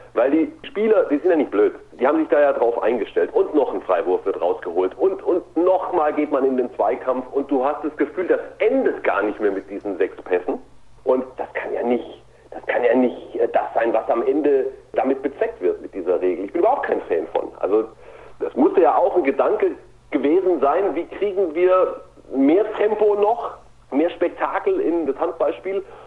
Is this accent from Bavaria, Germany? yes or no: no; Ulm, Baden-Württemberg, Germany; ich komme ja aus der Ulmer Gegend